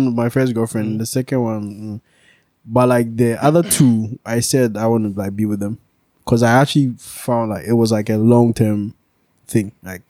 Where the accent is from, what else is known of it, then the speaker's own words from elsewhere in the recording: Kumasi, Ashanti, Ghana; growing up in Kumasi